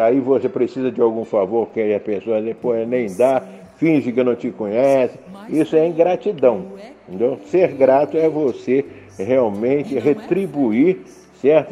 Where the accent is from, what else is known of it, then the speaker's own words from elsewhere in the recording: Rio de Janeiro, Brazil; now in Caldas Novas, Brazil; Nasci e fui criado no Rio de Janeiro